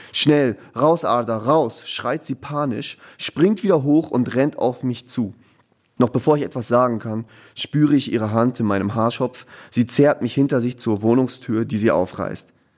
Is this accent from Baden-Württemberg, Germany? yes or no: no; Ruhr area, North Rhine-Westphalia, Germany; ich bin im Ruhrgebiet groß geworden